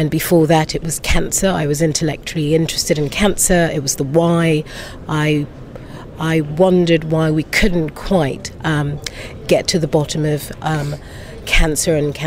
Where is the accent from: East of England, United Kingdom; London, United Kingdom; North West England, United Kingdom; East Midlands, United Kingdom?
London, United Kingdom; accent: British; I'm from London